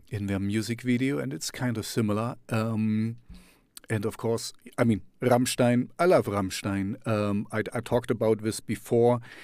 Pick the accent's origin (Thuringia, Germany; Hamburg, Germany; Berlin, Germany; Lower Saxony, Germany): Thuringia, Germany; Jena; first language German; English is a second language; to Jena, my hometown